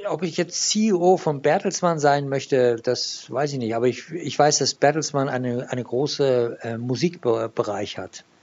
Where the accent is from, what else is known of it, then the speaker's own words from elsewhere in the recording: Iran; born there; German is a second language; da ich ein gebürtiger Iraner bin und ich in Deutschland studiert habe und nach dem Studium das Land verlassen äh, musste damals.